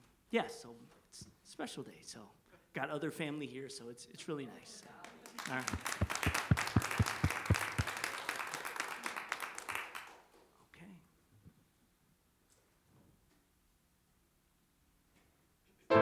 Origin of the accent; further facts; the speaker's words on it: Los Angeles, California, United States; moved away; I grew up in Los Angeles